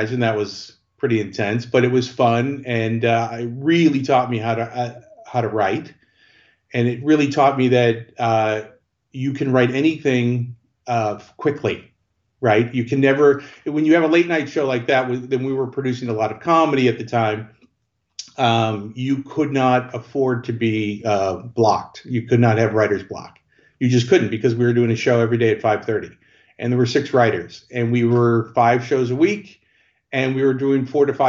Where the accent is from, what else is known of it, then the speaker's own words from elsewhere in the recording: Chicago, Illinois, United States; I grew up in Chicago.